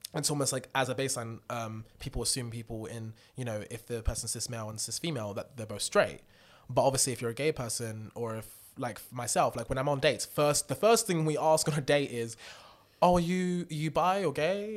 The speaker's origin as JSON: {"language": "English", "country": "United Kingdom", "said": "I am British"}